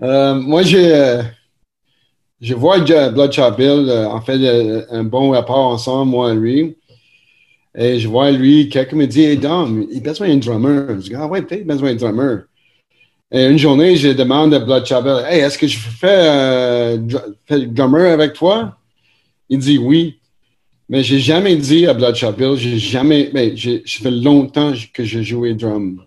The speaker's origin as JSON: {"language": "French", "town": "Montreal", "region": "Quebec", "country": "Canada", "tie": "born or raised there", "said": "nous sommes natifs de Montréal, NDG, ici"}